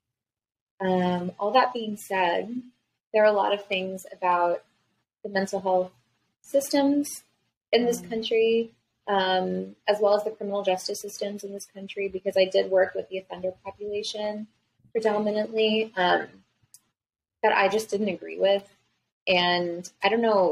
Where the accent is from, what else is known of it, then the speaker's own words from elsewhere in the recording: New Jersey, United States; I'm from New Jersey originally. So I was living in New Jersey